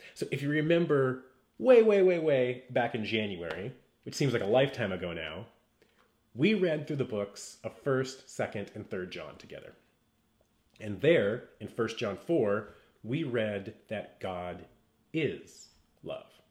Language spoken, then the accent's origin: English; West Coast, United States; I grew up on the West Coast